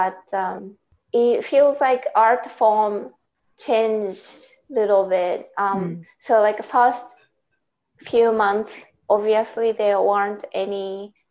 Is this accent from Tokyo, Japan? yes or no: no; Saitama, Japan; accent: Japanese; English is a second language; moved away as an adult; now in Canada; I am from Saitama Prefecture.